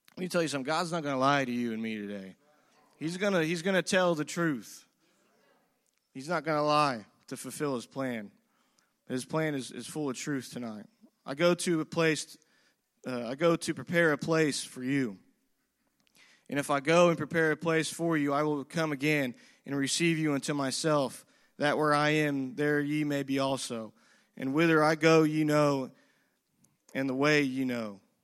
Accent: United States; as the American people

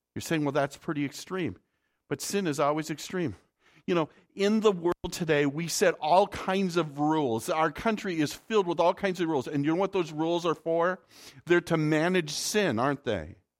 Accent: North Dakota, United States; I'm from the north. I'm, I'm from North Dakota

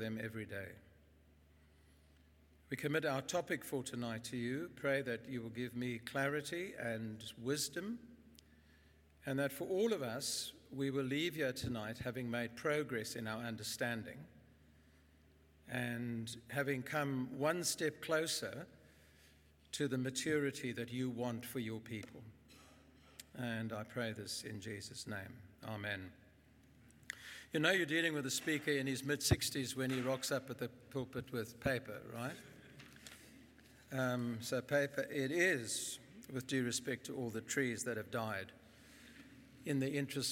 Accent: Bloemfontein, Free State, South Africa; I grew up in Bloem. I went to school there. I went to university there.

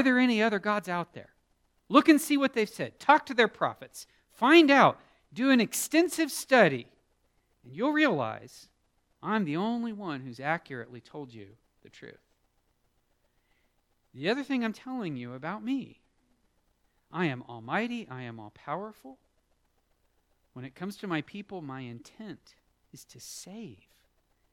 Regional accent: United States

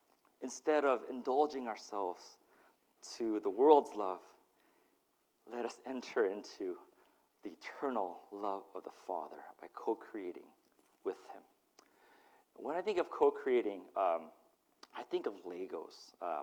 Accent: Utah, United States; also born or lived in Mississippi; And I grew up in Utah and Mississippi my first 5 years, and so that was my worldview. And so to be unplugged from that and then plopped into the motherland, Korea, it was such a culture shock for me.

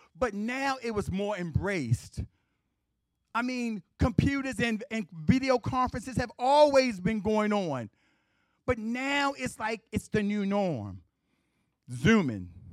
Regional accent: Baltimore, Maryland, United States; I grew up in West Baltimore. I grew, okay, my house was in West Baltimore. I grew up in East Baltimore.

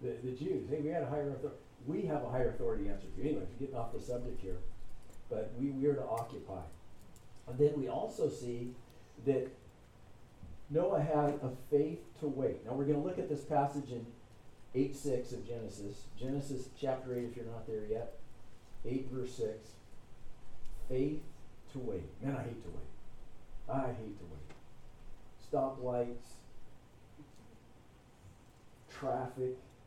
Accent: California, United States; I'm from California

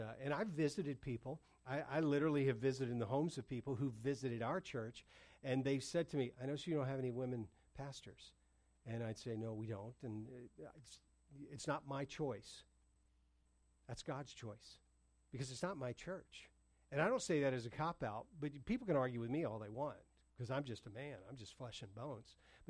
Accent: the South, United States; Listen, I remember going to, and I know I grew up in the South. I grew up in military bases, which a lot of times largely are conservatives areas.

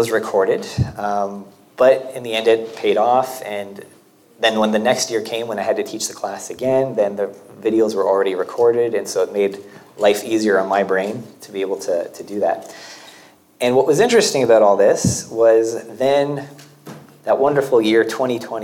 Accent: Canada; moved away as an adult; now in Portugal; I am Canadian

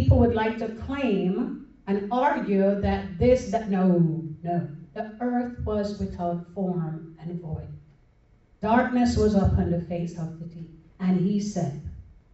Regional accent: New York, United States; moved away; also born or lived in Broward County, Florida; I'm a New Yorker.

